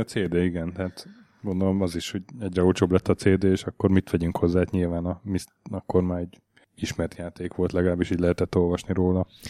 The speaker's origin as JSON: {"language": "Hungarian", "country": "Hungary", "said": "Magyar vagyok"}